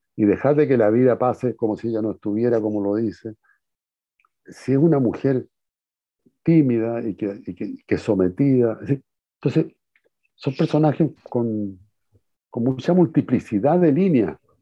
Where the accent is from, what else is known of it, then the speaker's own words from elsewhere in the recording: Chile; Como buen chileno